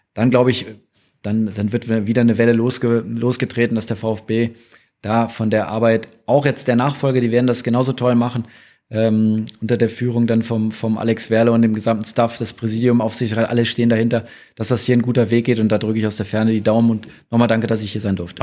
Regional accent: Rhineland, Germany; now in Stuttgart, Germany; als Rheinländer

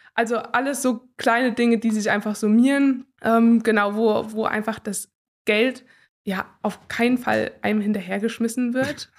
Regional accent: Gera, Thuringia, Germany; Ich bin gebürtige Gärin, also das ist meine Heimat und ich liebe sie sehr.

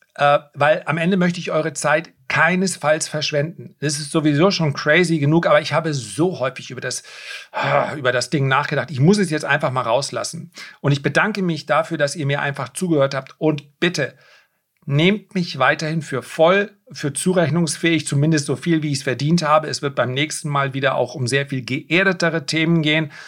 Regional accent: Flensburg area, Schleswig-Holstein, Germany; ich liebe meine Heimat

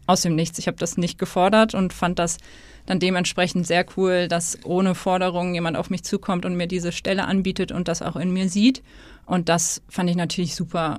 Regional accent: Hesse, Germany; moved away as an adult; also born or lived in Stuttgart; now in Hamburg, Germany; ich komme aus Hessen

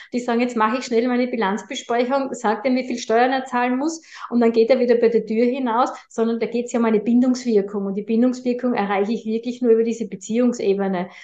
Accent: Austria; bei uns in Österreich

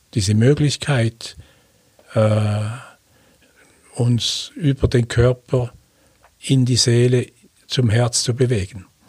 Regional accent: Switzerland; accent: Swiss German

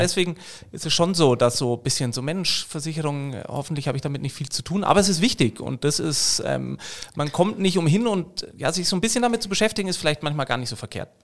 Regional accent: Munich, Bavaria, Germany; in München, wo ich herkomme

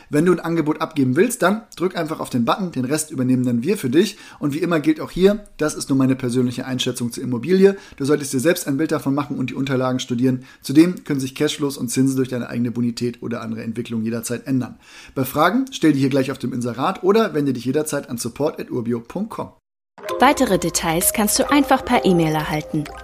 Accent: Münster, North Rhine-Westphalia, Germany; Also ich freue mich sehr, euch heute mal mitnehmen zu können in meine Heimat und das ist das schöne Westfalen in NRW. Und die Stadt, die hier quasi als Synonym gilt, ist Münster.

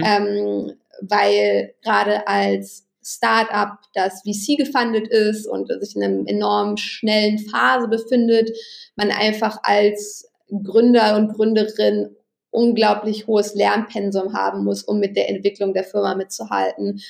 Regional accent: Berlin, Germany; Ich bin in Berlin aufgewachsen

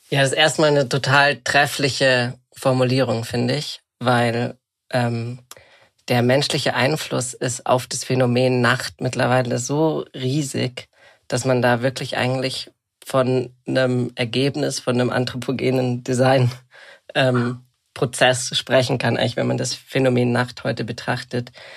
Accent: Bad Reichenhall, Bavaria, Germany; also born or lived in Munich; Ich bin gerade in Bad Reichenhall, tatsächlich dem Ort, wo ich aufgewachsen bin

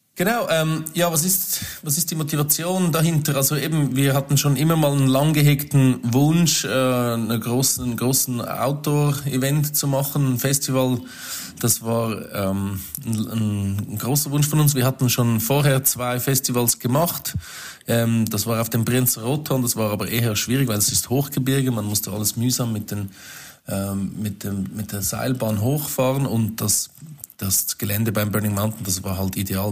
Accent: Zurich, Switzerland; bei uns in Zürich

